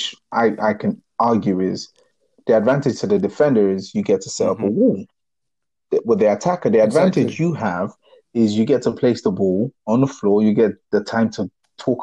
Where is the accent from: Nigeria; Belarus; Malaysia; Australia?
Nigeria; when I was growing up in Nigeria